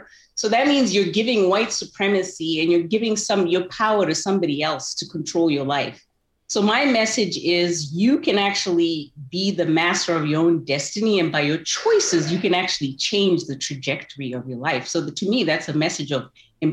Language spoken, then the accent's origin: English; Zimbabwe; now in United States; I enjoyed growing up in Zimbabwe. It was a great place to grow up.